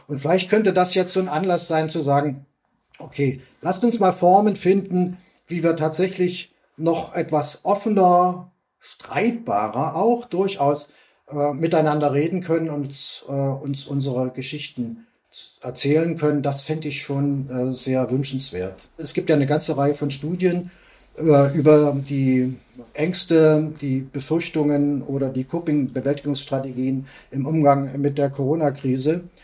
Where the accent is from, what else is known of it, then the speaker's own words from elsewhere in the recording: East Germany, Germany; wir Ostdeutschen